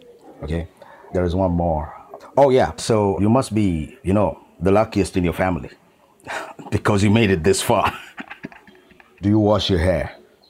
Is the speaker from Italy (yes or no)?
no; Kenya; moved away as an adult; now in India; My roots are in Kenya. I was born and brought up there.